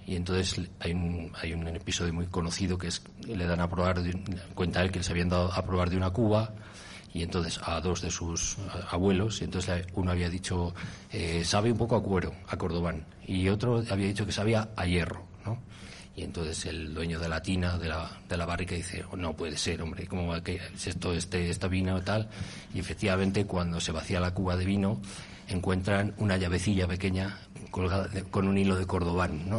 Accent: Castronuño, Castile and León, Spain; mi pueblo, que es Castro Nuño

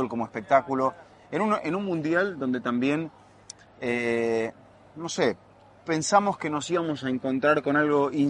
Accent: Argentina; y yo más aún siendo argentino

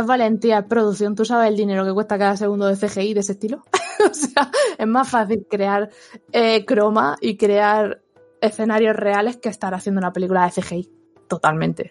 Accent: Spain; como española

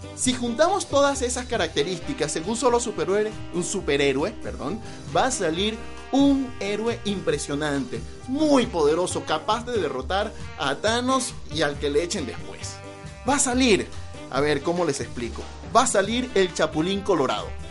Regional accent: eastern Venezuela, Venezuela; soy venezolano, y en el oriente de Venezuela, de donde vengo precisamente

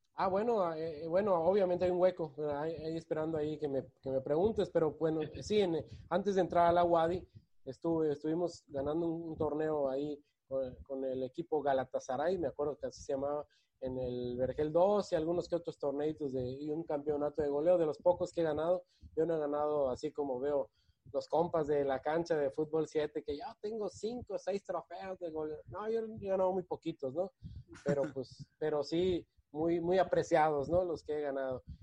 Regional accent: Yucatán, Mexico; born or raised there; also born or lived in Guadalajara, Jalisco, Mexico

